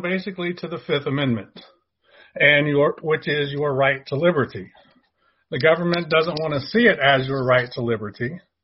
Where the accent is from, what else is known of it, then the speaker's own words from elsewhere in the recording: Dallas, Texas, United States; also born or lived in San Diego, California / Houston, Texas / Beaumont, Texas; So I've grown up in the Dallas Fort Worth area.